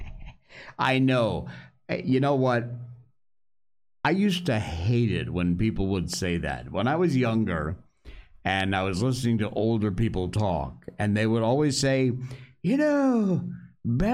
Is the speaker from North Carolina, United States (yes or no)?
no; West Cornwall, Connecticut, United States; growing up in West Cornwall, Connecticut